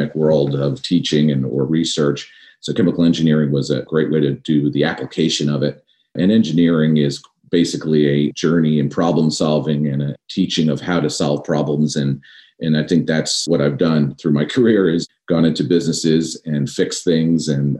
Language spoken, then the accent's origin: English; New York, United States; Growing up in New York, my dad was actually in aviation his entire life